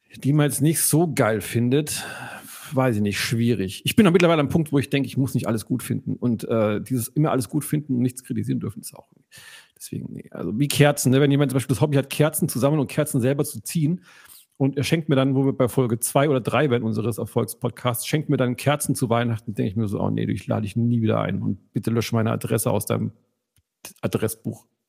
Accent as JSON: {"language": "German", "area": "Allgäu", "region": "Bavaria", "country": "Germany", "tie": "born or raised there", "moved": "yes", "said": "ich habe eine Zeit meiner Kindheit im Allgäu verbracht"}